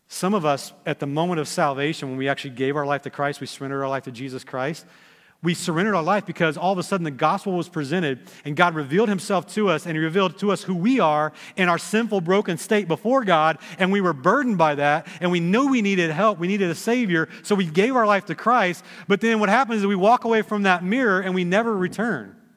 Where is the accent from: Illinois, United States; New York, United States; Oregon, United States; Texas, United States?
Texas, United States; now in Dayton, United States; I grew up in Texas